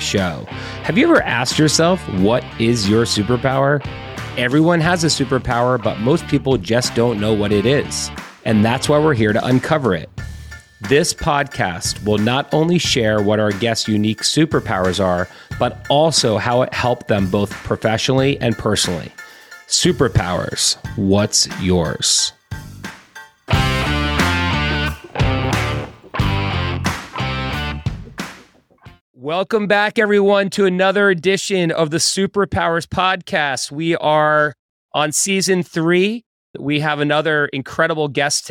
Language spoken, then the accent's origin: English; Finland; I was born in Finland.